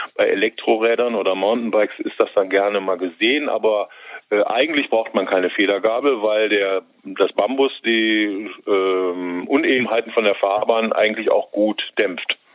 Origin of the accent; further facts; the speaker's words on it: Düsseldorf, North Rhine-Westphalia, Germany; also born or lived in Kalkum; Ich bin in Kaiserswerth geboren und aufgewachsen